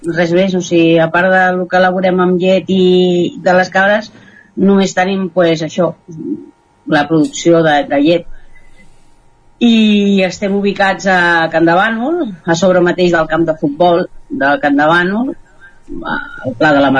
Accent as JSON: {"language": "Catalan", "region": "Catalonia", "country": "Spain", "said": "nosaltres no som del Ripollès, som del Vallès Oriental i fa 25 anys que estem aquí"}